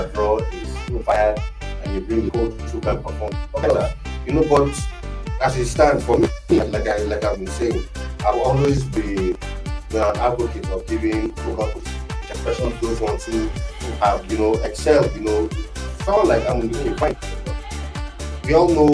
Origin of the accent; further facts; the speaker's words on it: Nigeria; as a Nigerian